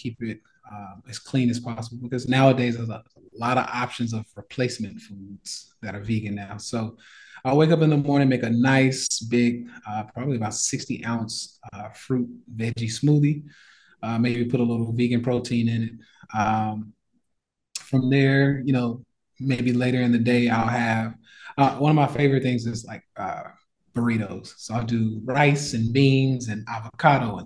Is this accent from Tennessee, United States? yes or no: yes; Nashville, Tennessee, United States; moved away as an adult; now in Puerto Rico; my hometown, Nashville, Tennessee